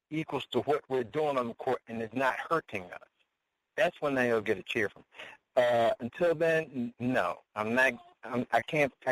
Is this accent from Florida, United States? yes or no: no; Delaware County, Pennsylvania, United States; born and raised in Delco.